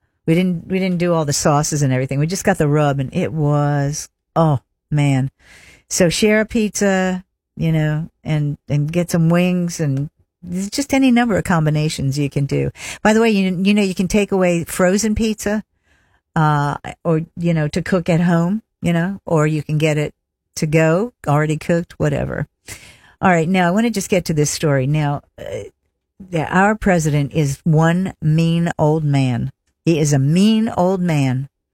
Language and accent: English; Pennsylvania, United States; You know, because that's my home state, so I gotta pull for the Eagles.